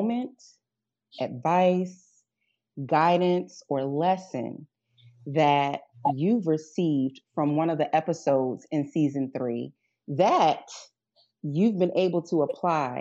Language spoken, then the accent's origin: English; Baltimore, Maryland, United States; accent: Baltimore; I'll try to turn down the Baltimore, as these two constantly remind me that I sound like I'm from Baltimore